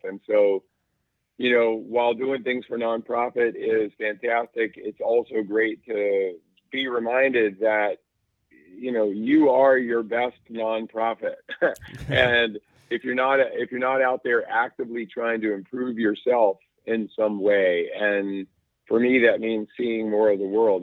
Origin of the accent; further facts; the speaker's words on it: North Carolina, United States; I grew up in North Carolina